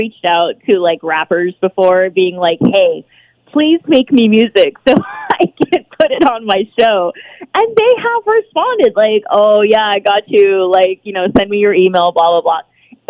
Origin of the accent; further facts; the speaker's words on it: San Diego, California, United States; I'm from San Diego. Shout out California. Woo-hoo. I love my Cali roots.